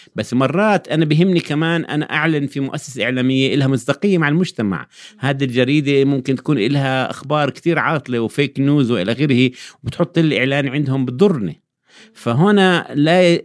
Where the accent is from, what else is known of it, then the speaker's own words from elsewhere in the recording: Jordan; عندنا في الأردن